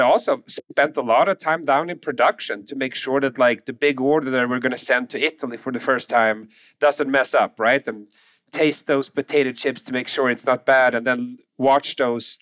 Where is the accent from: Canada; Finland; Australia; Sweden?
Sweden; English is a second language; moved away as an adult; now in United States; I'm from Sweden, born and raised in Sweden, moved to the U.S., with my family